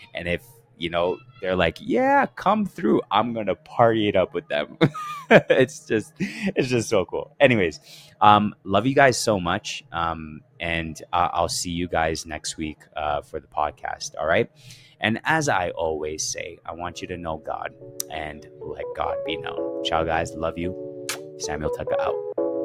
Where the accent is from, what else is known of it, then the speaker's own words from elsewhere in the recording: Canada; I grew up in Canada and I was amongst Ethiopians